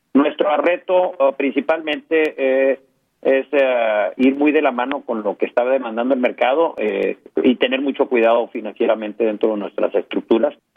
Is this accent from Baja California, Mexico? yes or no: no; Tamaulipas, Mexico; Originalmente arrancamos en Matamoros, Tamaulipas, somos tamaulipecos